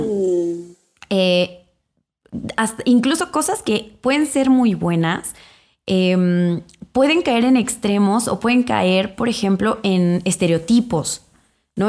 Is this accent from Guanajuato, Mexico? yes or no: yes; Irapuato, Guanajuato, Mexico; moved away as an adult; also born or lived in England; yo soy de Irapuato, Guanajuato